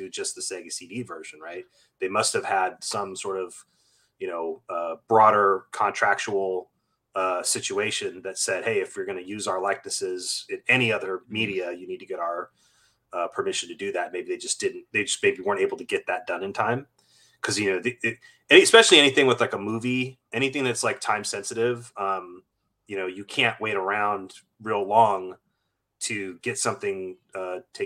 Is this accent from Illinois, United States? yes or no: no; Bay Area, California, United States; I grew up in the Bay Area. I'm a 14-year-old kid